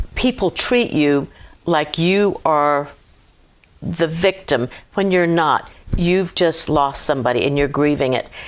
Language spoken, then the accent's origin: English; Hampton, Virginia, United States; moved away as an adult; now in Clarksville, United States; I was born and raised in Hampton, Virginia